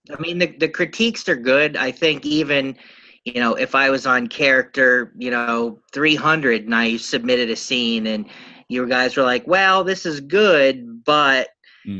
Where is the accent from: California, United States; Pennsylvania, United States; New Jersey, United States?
Pennsylvania, United States; I'm from Pennsylvania in the United States